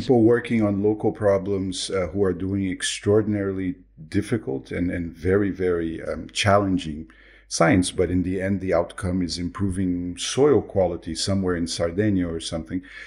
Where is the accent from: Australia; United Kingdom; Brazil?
Brazil; moved away; I am originally from Brazil